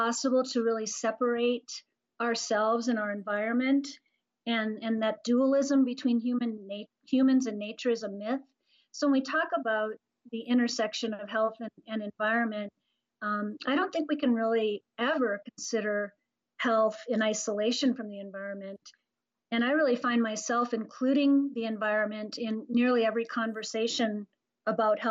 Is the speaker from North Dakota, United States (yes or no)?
yes; North Dakota, United States; I was born and raised in North Dakota, so I come from a rural background.